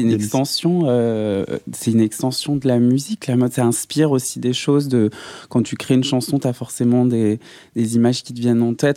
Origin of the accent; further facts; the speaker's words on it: Saint-Étienne, Auvergne-Rhône-Alpes, France; moved away; je viens de Saint-Etienne